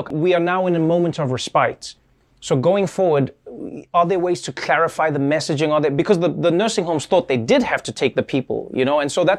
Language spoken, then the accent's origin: English; New York, United States; And I know as a New Yorker